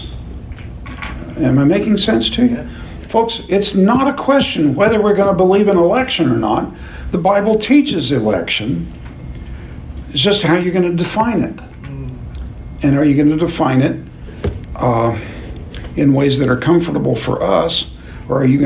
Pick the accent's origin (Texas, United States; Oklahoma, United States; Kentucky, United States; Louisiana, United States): Oklahoma, United States; The Village; I happen to live on Downing Street in Oklahoma City, in the Village. You've never heard of the Village. It's a 2-square-mile city in the middle of Oklahoma City. But I grew up on Downing Street